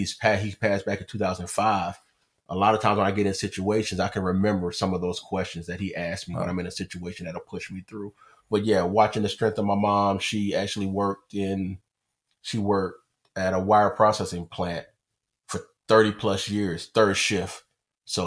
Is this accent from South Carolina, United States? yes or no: yes; Orangeburg, South Carolina, United States; I am from Orangeburg, South Carolina, born and raised